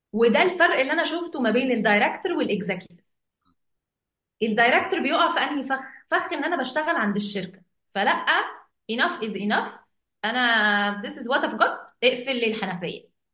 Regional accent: Egypt; احنا عندنا في مصر

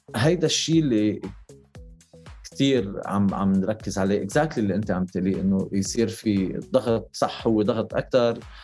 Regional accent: Lebanon; now in Dubai, United Arab Emirates; انا انا لبناني

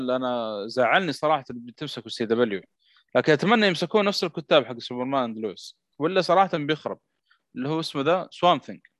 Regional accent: Saudi Arabia

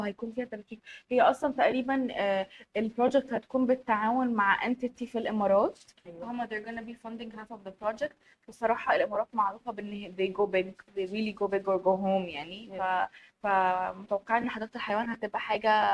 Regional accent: Egypt; احنا عامة المصريين

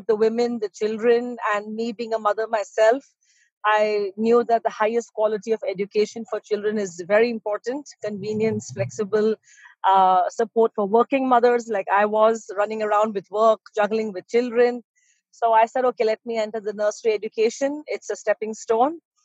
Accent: Abu Dhabi, United Arab Emirates; also born or lived in United Kingdom; I'm born in UAE, Abu Dhabi that is, not Dubai, just to correct you, Abu Dhabi, UAE, this country is very close to my heart and I am from here because I'm born here

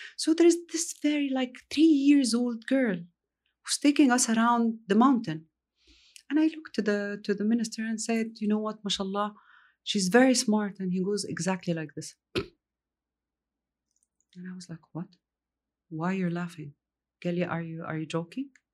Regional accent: Egypt; also born or lived in Riyadh, Saudi Arabia; now in Saudi Arabia; I grew up in Egypt

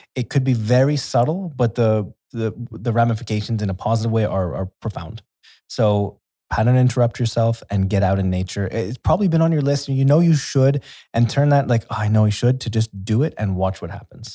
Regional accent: Canada; moved away as an adult; also born or lived in Brazil / Thailand; now in Dubai, United Arab Emirates; I'm from Canada

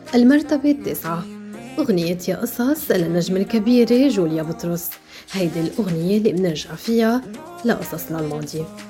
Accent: Lebanon; كلبنانيين بوطننا لبنان

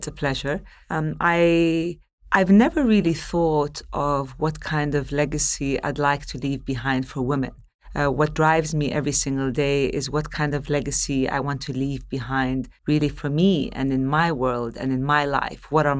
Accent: Palestine; also born or lived in Gulf; So as I mentioned earlier, I'm born and raised in the Gulf. I'm Palestinian originally. I'm one of five siblings.

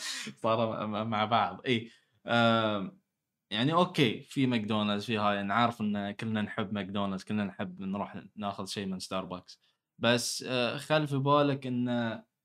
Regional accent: Bahrain; أنا كبحريني

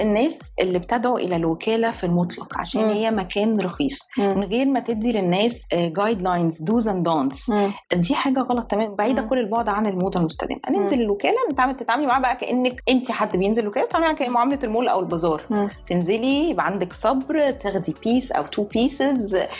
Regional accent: Egypt; احنا كمصريين

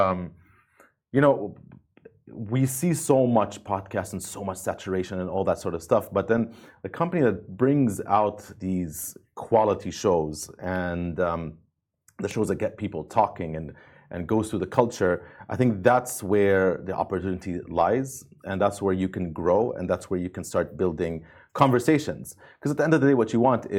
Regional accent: Amman, Amman Governorate, Jordan; I grew up in Amman

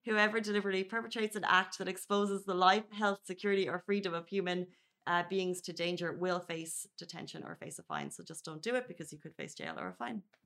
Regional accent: Ireland; now in Dubai, United Arab Emirates; where I grew up in Ireland

